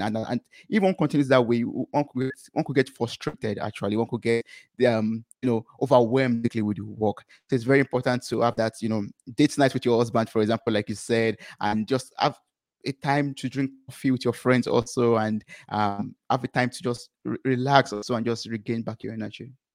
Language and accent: English; Nigeria; moved away as an adult; I come from Nigeria